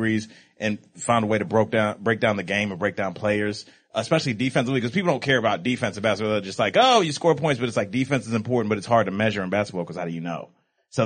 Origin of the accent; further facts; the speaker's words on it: Cleveland, Ohio, United States; I'm from Cleveland.